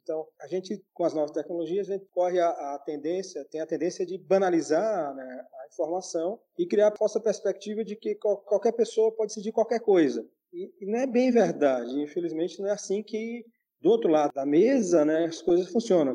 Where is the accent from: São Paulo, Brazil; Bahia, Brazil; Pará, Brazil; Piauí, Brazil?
Piauí, Brazil; Teresina; Sou apaixonado pela, pela minha terra